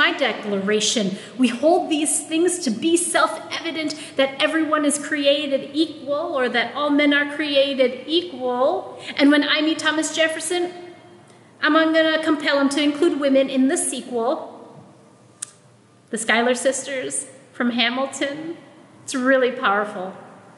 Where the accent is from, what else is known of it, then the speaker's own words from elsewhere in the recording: Philippines; first language Tagalog; English is a second language; my Filipino-ness, my Tagalog is my first language-ness